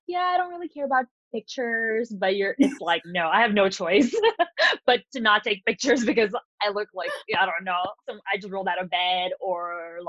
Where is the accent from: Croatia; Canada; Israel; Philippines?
Philippines; I grew up in the Philippines. It's a tropical island.